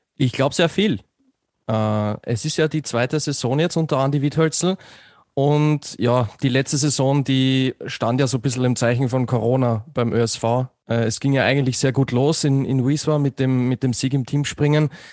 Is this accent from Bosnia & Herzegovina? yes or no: no; Austria; bei mir als Österreicher